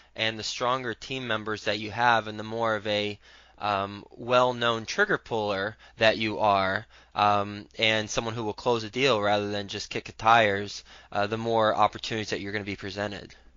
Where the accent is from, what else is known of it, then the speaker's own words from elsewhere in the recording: Fort Worth, Texas, United States; I'm from Fort Worth, Texas